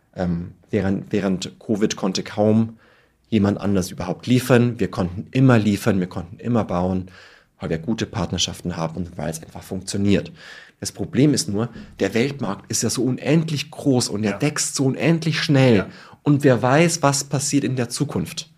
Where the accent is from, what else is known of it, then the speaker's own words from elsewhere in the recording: Tirschenreuth, Bavaria, Germany; ich komme aus Tirschenreuth in Bayern